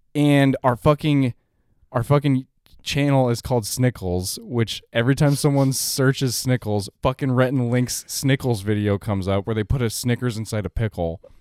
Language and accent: English; Denver, Colorado, United States; I'm from Denver